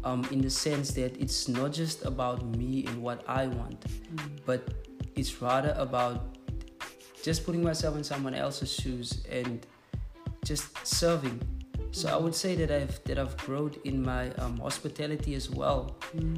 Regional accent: South Africa; first language Afrikaans; English is a second language; It's not my mother tongue, I'm actually Afrikaans

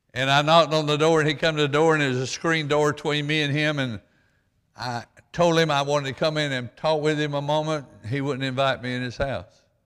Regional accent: Stockton, Georgia, United States; as a poor boy, and growing up in Stockton, Georgia

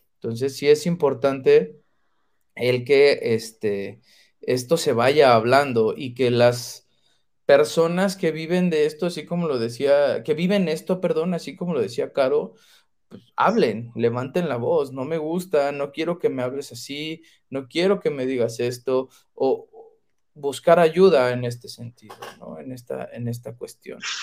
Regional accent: Mexico; como mexicanos

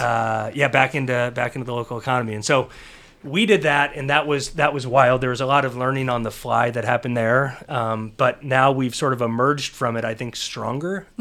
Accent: Cincinnati, Ohio, United States; I was born in Cincinnati

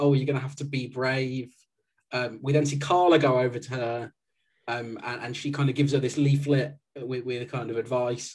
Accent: West Midlands, United Kingdom; I'm from the West Midlands

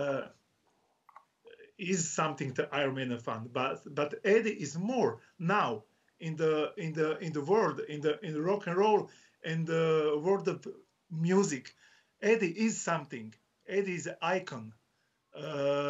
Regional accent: Croatia; English is a second language; I'm from Croatia

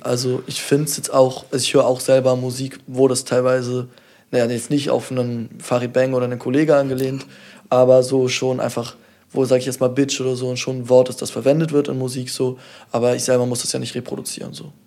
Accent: Kiel, Schleswig-Holstein, Germany; mein Bezug zu Kiel ist, ich bin hier aufgewachsen, seit ich denken kann

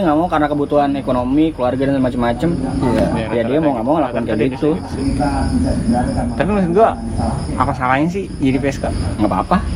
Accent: Padang, West Sumatra, Indonesia; nih daerah gue Padang Padang Padang

